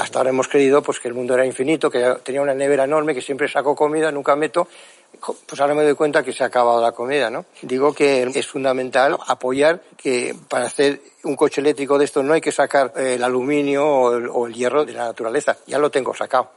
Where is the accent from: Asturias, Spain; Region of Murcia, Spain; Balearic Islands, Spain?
Balearic Islands, Spain; Mallorca; Yo vengo de Mallorca